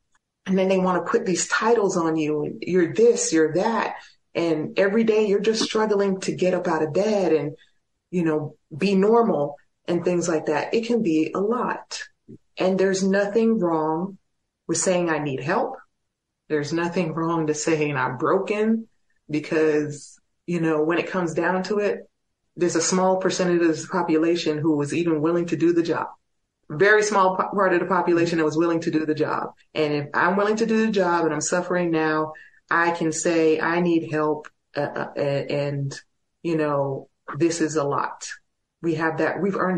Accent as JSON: {"language": "English", "town": "El Paso", "region": "Texas", "country": "United States", "tie": "born or raised there", "said": "My hometown is very supportive, but also I can reach out to some of the other guys. Joseph Hudson, one of my fellow prisoners of war, lives here in El Paso."}